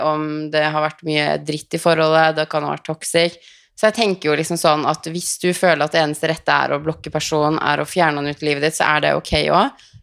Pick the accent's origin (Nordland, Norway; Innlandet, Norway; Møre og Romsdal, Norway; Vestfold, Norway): Vestfold, Norway; Tønsberg; ble jeg hjemme i Tønsberg